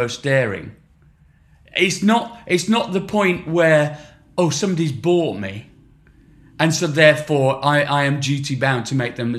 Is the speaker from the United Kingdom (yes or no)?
yes; Sheffield, Yorkshire and the Humber, United Kingdom; I'm from Sheffield